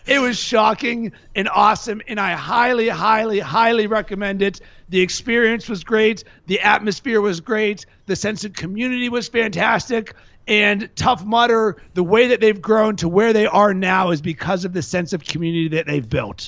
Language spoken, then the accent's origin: English; Pittsburgh, Pennsylvania, United States; now in Chicago, United States; I'm from Pittsburgh